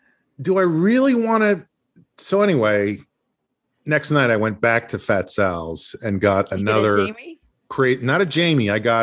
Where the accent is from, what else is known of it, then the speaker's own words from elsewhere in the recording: Brooklyn, New York, United States; We're from Brooklyn. We got a Brooklyn attitude. We're Brooklyn. Brooklyn. I love Brooklyn.